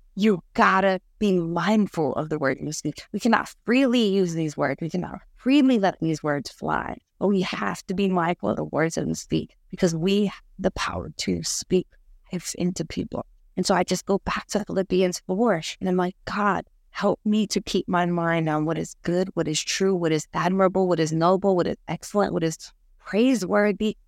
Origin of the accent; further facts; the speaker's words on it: New York, United States; I'm a New Yorker.